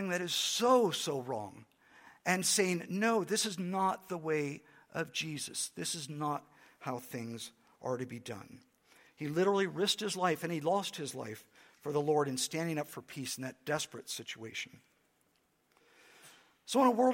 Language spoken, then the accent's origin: English; United States; for me as an American